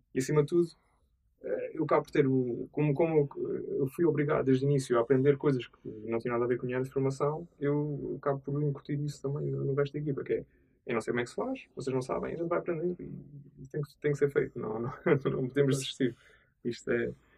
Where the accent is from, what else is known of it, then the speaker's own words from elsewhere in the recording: Azores, Portugal; also born or lived in Lisbon; eu sou açoriano